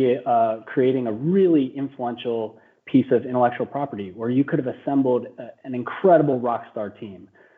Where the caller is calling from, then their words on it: Philadelphia, Pennsylvania, United States; Well, I'm streaming in from Philadelphia. I'm actually just down the road from Mel.